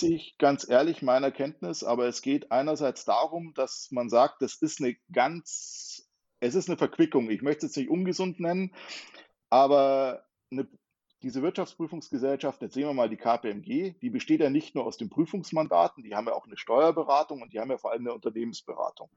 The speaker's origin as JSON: {"language": "German", "area": "near Munich", "region": "Bavaria", "country": "Germany", "said": "ich komme aus der Nähe von München."}